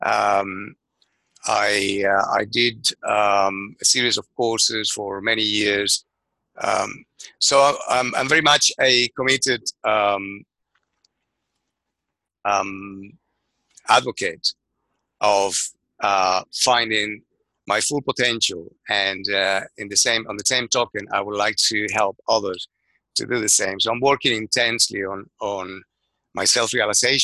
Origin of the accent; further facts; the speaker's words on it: Venezuela; moved away as an adult; now in London, United Kingdom; I'm originally from Venezuela. I graduated as an architect, left my country 30 years ago